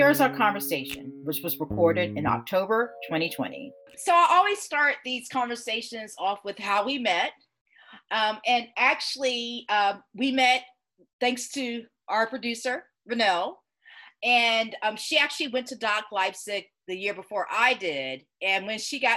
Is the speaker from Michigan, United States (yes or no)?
no; Georgia, United States; Growing up in Georgia, I was surrounded by places with Native American names